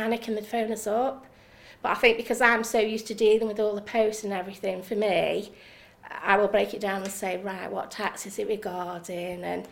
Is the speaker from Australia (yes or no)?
no; Congleton, North West England, United Kingdom; also born or lived in Harriseahead; now in Biddulph, United Kingdom; I'm from Congleton, but my husband is from Brownlees.